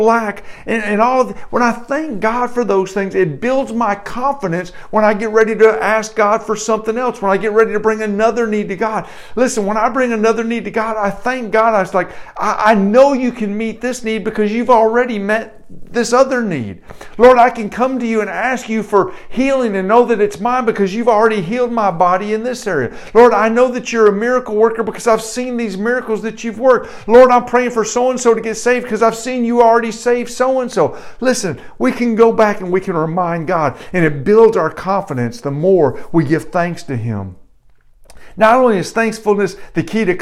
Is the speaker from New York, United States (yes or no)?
no; Detroit, Michigan, United States; I grew up in North Detroit.